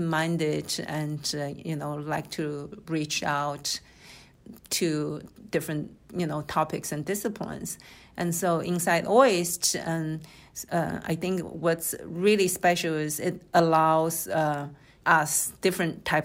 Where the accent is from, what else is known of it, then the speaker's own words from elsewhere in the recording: China; moved away as an adult; also born or lived in Shanghai / United States; now in Okinawa, Japan; I was born in Shanghai, and I grew up in China